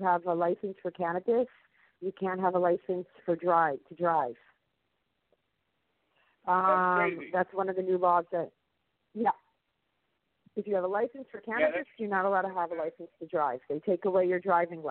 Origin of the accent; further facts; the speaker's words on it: United States; now in Israel; I'm also an American citizen. I'm from America.